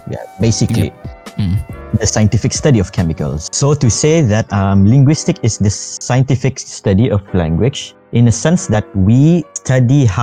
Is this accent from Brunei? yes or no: yes; Brunei; I am from Brunei, your beloved neighbor.